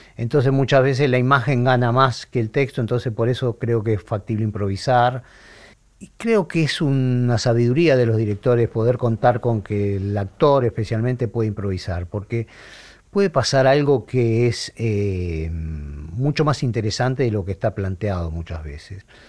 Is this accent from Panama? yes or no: no; Argentina; nosotros como argentinos